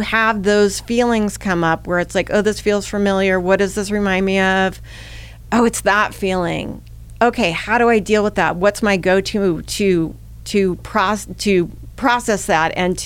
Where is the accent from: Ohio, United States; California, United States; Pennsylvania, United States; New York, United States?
California, United States; Bay Area; also born or lived in Midwest, United States; we had come from a very, very, you know, volatile situation in the Midwest, my mother and I, and come out to the Bay Area